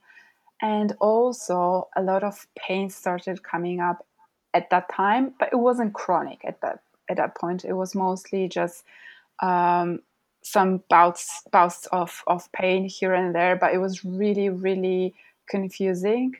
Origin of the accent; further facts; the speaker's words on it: Poland; moved away as an adult; now in London, United Kingdom; I come from Poland, but I currently have lived in London for about 8 years now